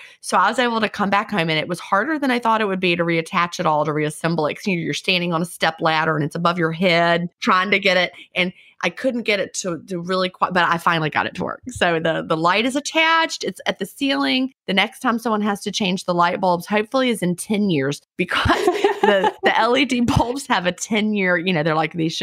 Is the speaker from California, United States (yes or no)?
no; Virginia, United States; also born or lived in Villa Rica, Georgia / Carrollton, Georgia; now in Georgia, United States; I grew up in Virginia.